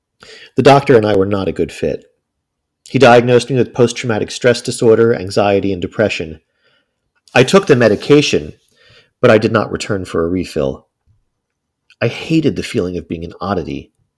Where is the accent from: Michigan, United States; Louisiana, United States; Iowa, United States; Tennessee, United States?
Tennessee, United States; I'm from Tennessee. It's not the most progressive state in the union.